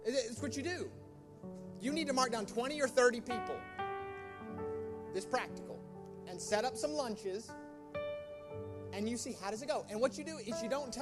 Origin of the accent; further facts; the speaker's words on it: United States; now in United Kingdom; My home country's greatest contribution to the UK